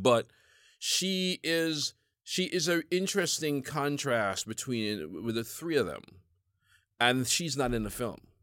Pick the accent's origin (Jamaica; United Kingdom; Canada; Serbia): Jamaica; now in United States; as a Jamaican